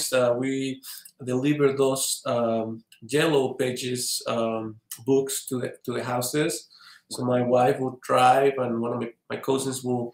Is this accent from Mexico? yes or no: yes; State of Mexico, Mexico; moved away as an adult; now in Utah, United States; I was born in Mexico City. My parents moved to Estado de Mexico.